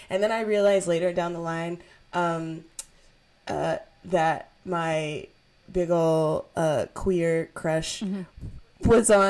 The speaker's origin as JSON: {"language": "English", "region": "Western Maryland", "country": "United States", "tie": "born or raised there", "said": "Yeah, I grew up in Maryland, Western Maryland."}